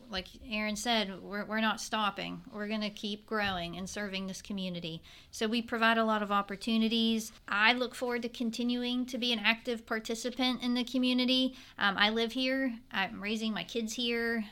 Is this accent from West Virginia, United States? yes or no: yes; Weirton, West Virginia, United States; moved away as an adult; now in Fairmont, United States; I grew up near Pittsburgh um, in Weirton